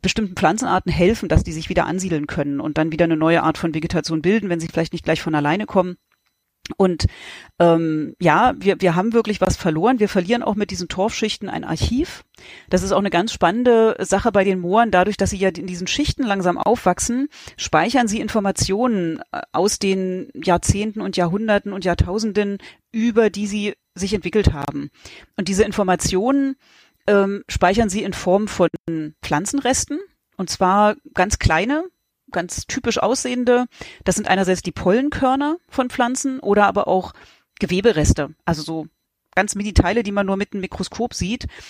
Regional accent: East Germany, Germany; in Ostdeutschland, wo ich herkomme

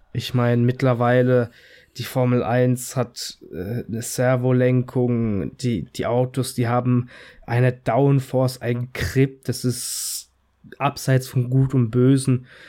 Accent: Italy; als Italiener

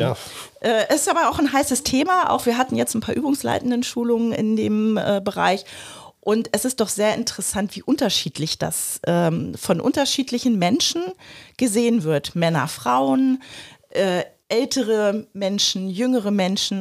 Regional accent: Germany; bei uns in Deutschland

